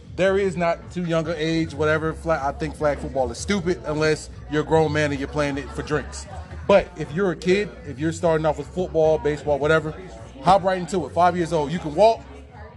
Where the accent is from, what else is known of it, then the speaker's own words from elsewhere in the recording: Florida, United States; I'm from Florida